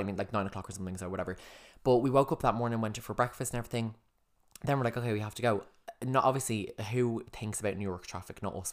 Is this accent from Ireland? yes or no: yes; Ireland; we just recognised other Irish people straight away